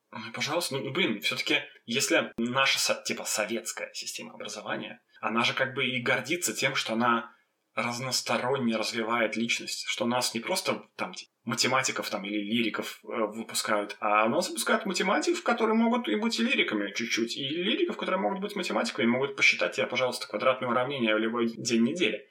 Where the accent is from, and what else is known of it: Belarus; also born or lived in Vitebsk / Gorki / Minsk